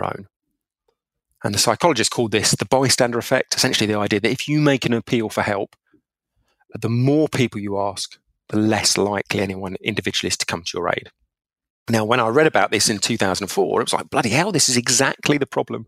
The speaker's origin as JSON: {"language": "English", "area": "Essex", "region": "East of England", "country": "United Kingdom", "tie": "born or raised there", "said": "I grew up in England. People might or might not know it, but a place called Essex"}